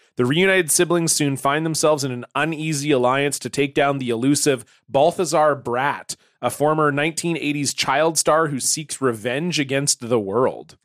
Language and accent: English; Ontario, Canada; now in British Columbia, Canada; I grew up in Ontario